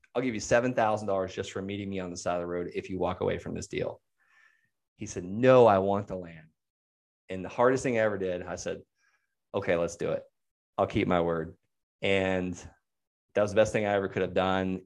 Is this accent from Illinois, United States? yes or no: no; Okeechobee, Florida, United States; moved away; I'm from Okeechobee